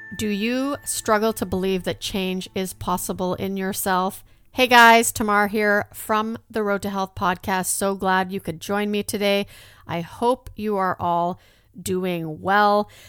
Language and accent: English; a small town in Alberta, Canada; also born or lived in Netherlands; my parents immigrated to Canada. We actually moved to a small town in Alberta